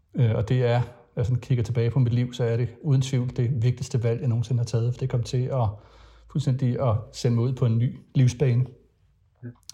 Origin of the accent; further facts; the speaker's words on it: Frederiksberg, Capital Region of Denmark, Denmark; also born or lived in Jutland / Farum Midtpunkt; faktisk så blev jeg født i Jylland og havde også nogle år i Farve Midtpunkt, men altså har boet på, på Frederiksberg i det meste af min barndom